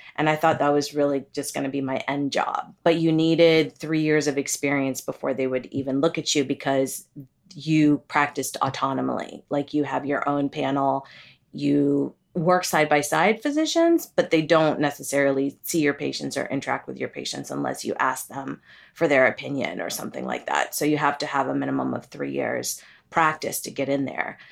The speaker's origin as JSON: {"language": "English", "country": "United States", "tie": "born or raised there", "also_born_or_lived": "Kerala, India / Pennsylvania / Ohio", "said": "I grew up in Pennsylvania and Ohio"}